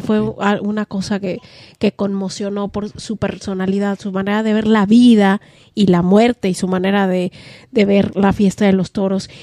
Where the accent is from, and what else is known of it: Mexico